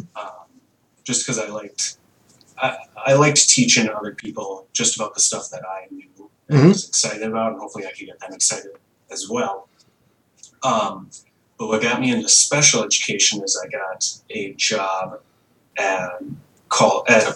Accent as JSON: {"language": "English", "town": "Anoka", "region": "Minnesota", "country": "United States", "tie": "born or raised there", "also_born_or_lived": "Mora, Minnesota", "said": "I was born in Mora, which is just north of the Twin Cities here, but I was raised in Anoka."}